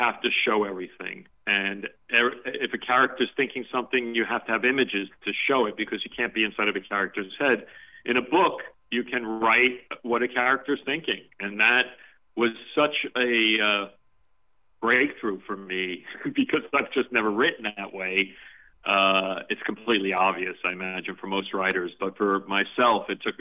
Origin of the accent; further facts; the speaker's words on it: New York City, New York, United States; when I was a kid growing up in Coney Island